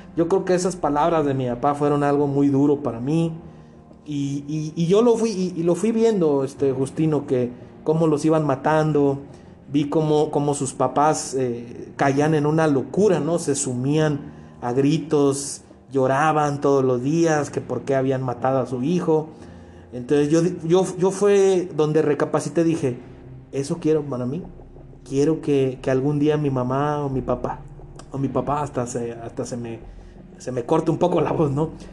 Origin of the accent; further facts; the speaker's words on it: Culiacán, Sinaloa, Mexico; moved away as an adult; yo crecí, nací en, en Culiacán, yo viví por 22 años en esa ciudad